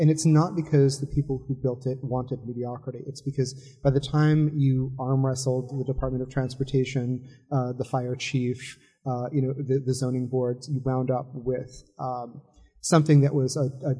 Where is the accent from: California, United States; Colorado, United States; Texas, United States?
California, United States; Los Angeles; also born or lived in New Jersey; I grew up partly in Los Angeles and partly in New Jersey.